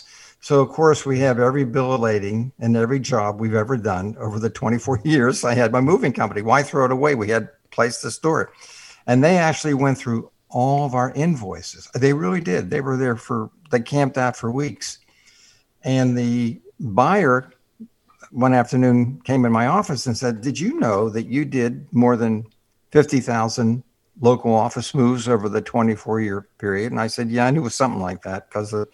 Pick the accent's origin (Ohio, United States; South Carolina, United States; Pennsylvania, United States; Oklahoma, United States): Pennsylvania, United States; Pittsburgh; moved away; I grew up in Pittsburgh where we had several feet of snow every year